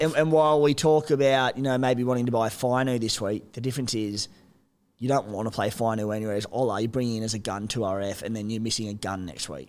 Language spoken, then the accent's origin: English; Cooma, New South Wales, Australia; moved away; I'm from Cooma